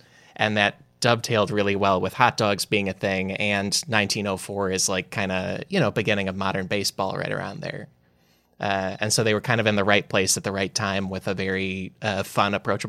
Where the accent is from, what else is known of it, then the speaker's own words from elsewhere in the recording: Chicago, Illinois, United States; When I was growing up in Chicago